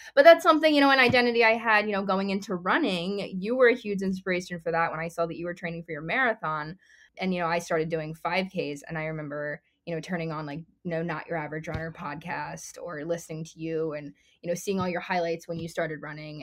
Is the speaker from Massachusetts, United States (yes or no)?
no; Philadelphia, Pennsylvania, United States; I'm from the greater Philadelphia area